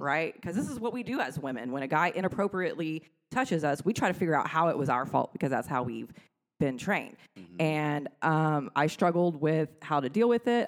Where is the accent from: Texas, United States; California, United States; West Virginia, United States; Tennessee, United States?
Texas, United States; Granbury; I come from Granbury, pre internet era